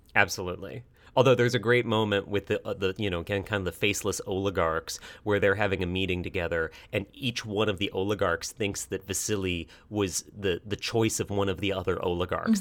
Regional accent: United States; we're an American audience

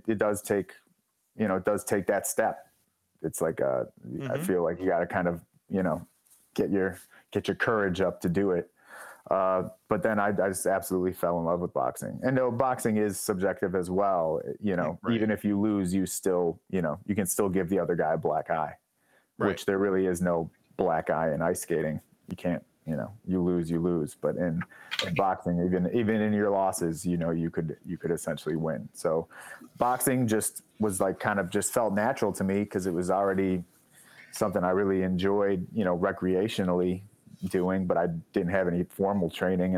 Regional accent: Oak Park, Illinois, United States; I grew up in Oak Park, which is like the first suburb on the west side of Chicago

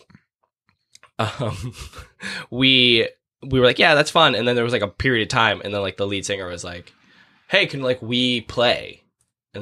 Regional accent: Abington, Massachusetts, United States; I'm from Boston. Or from like the suburbs of Boston. Mm-hmm. And, you know, that thing where it's like, where are you from? Oh, I'm from Abington

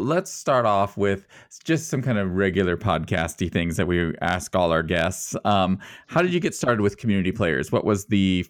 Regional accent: Sutton, Nebraska, United States; I'm originally from Sutton, so not too far.

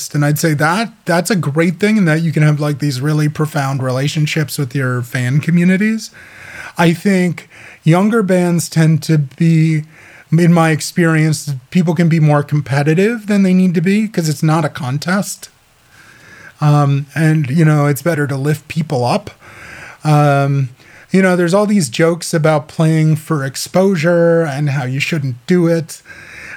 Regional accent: Midwest, United States; I grew up in the Midwest.

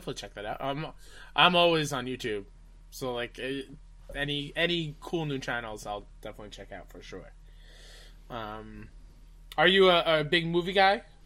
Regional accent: New York, United States; as a New Yorker

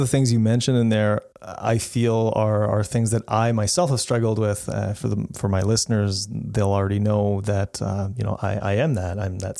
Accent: Canada; I'm Canadian.

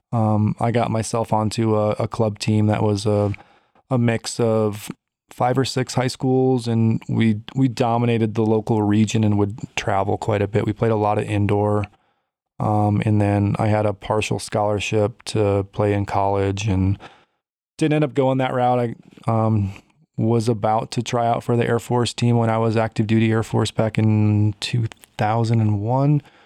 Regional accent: Chicago, Illinois, United States; now in Colorado, United States; I grew up in Chicago

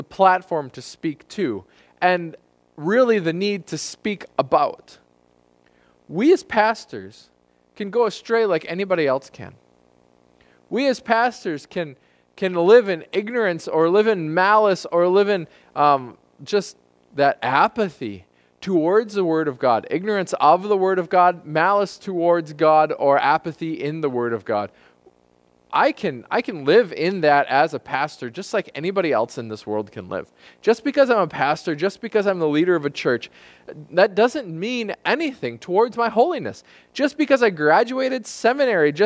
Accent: United States; as American Christians

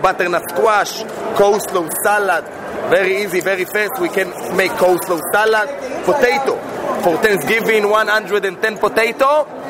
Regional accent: Israel; moved away as an adult; now in Denver, United States; I'm from Denver, Colorado, but originally I'm from Israel.

